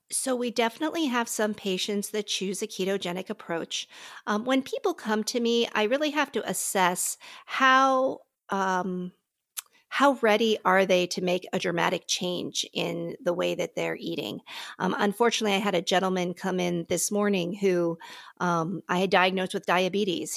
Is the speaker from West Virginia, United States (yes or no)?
no; Pittsburgh, Pennsylvania, United States; now in Palatine, United States; I'm originally from Pittsburgh